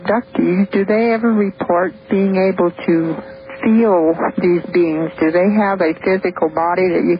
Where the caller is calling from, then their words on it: Eastern Oregon, United States; I'm calling from Eastern Oregon.